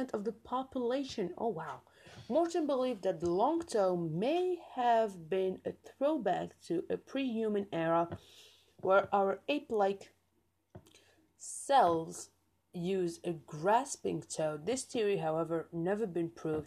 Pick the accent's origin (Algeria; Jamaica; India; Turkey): Algeria; I'm from Algeria